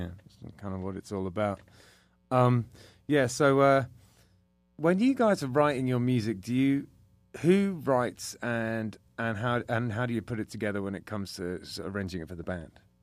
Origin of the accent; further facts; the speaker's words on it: England, United Kingdom; now in United States; I'm English